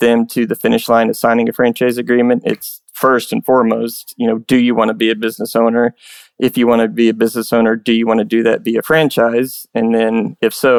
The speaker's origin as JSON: {"language": "English", "town": "Tulsa", "region": "Oklahoma", "country": "United States", "tie": "born or raised there", "also_born_or_lived": "Broken Arrow", "said": "This last one I actually got to do in my hometown, the first one in Tulsa"}